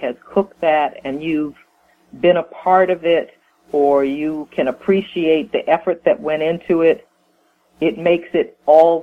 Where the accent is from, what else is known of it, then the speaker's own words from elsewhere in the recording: New York, United States; growing up in the family environment that I grew up in New York